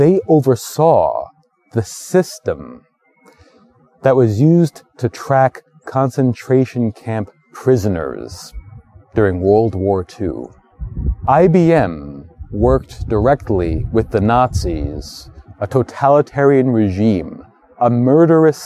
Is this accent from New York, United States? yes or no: yes; New York City, New York, United States; I've been living in New York all my life. I was born in Brooklyn